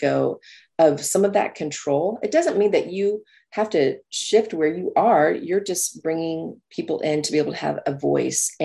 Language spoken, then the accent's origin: English; New Mexico, United States; I grew up in New Mexico